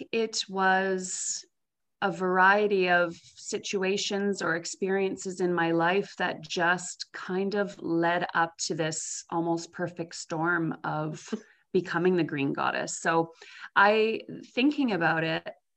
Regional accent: Saskatchewan, Canada; moved away as an adult; now in Peace River, Canada; I am a Saskatchewan girl. So I grew up in Saskatchewan and lived there my whole life, like eight until 18, my whole, you know, childhood and all through my school years

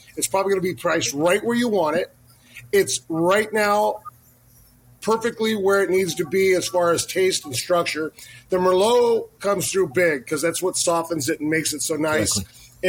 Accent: Southern California, United States; I grew up in California as well, Southern California

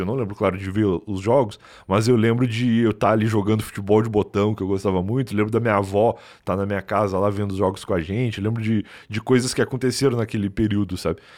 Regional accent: Rio Grande, Rio Grande do Sul, Brazil; now in São Paulo, Brazil; Eu vim do Rio Grande do Sul, uma cidade chama Rio Grande, lá, lá no sul mesmo, bem no sul do Rio Grande do Sul

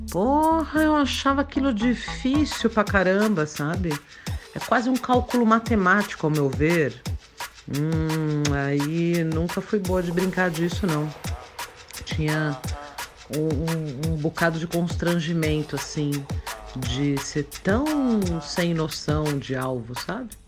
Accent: São Paulo, Brazil; Eu sou de São Paulo, desse caos. Eu sou sexóloga

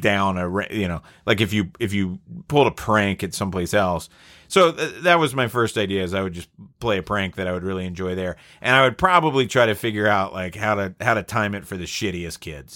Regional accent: Atlanta, Georgia, United States; I'm at Georgia Tech, which is, we're from Atlanta

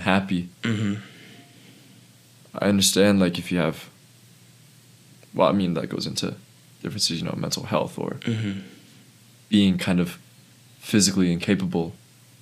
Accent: United States; living here as an American citizen

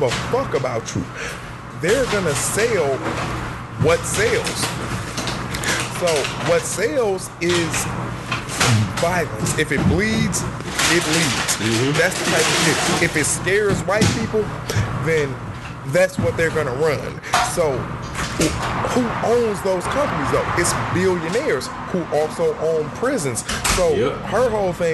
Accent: Detroit, Michigan, United States; I'm from Detroit

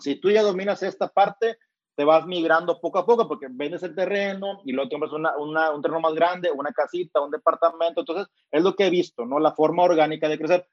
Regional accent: Monterrey, Nuevo León, Mexico; soy de Monterrey

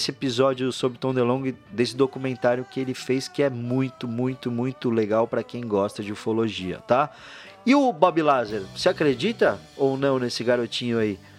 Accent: São Paulo, Brazil; born there; Eu nasci aqui na Moca.

